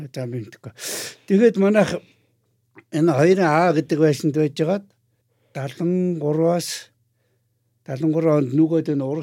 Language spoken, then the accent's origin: Mongolian; Ulaanbaatar, Mongolia; moved away as an adult; now in United Kingdom; Би 1954 онд Улаанбаатар хот төрсөн.